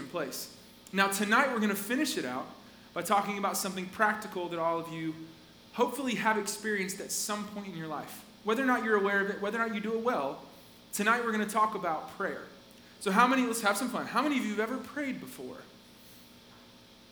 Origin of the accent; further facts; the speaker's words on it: Asheville, North Carolina, United States; I was born in Asheville in North Carolina, like up in the mountains.